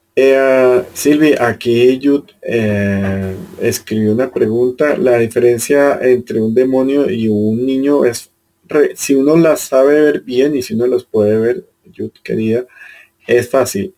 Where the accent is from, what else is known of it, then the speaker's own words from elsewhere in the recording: Caribbean Region, Colombia; now in Bogotá, Colombia; yo en cambio vengo del Caribe que, es, que es, casi que lo opuesto